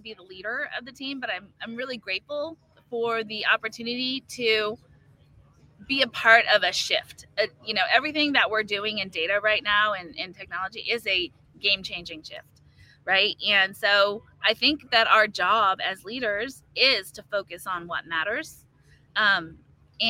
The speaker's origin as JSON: {"language": "English", "region": "California", "country": "United States", "said": "I'm from California"}